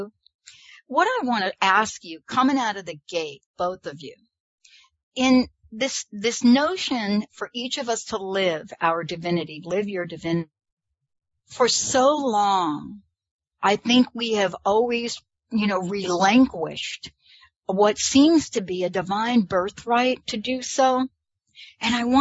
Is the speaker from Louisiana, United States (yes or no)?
no; New York, United States; I'm from New York